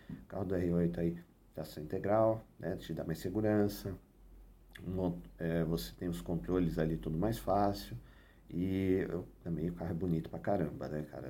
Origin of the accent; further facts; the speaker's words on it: Brazil; a gente é brasileiro, nós somos brasileiros